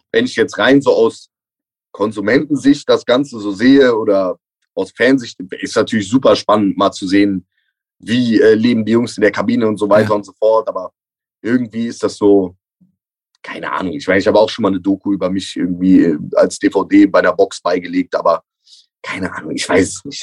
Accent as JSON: {"language": "German", "town": "Cologne", "region": "North Rhine-Westphalia", "country": "Germany", "said": "als Kölner"}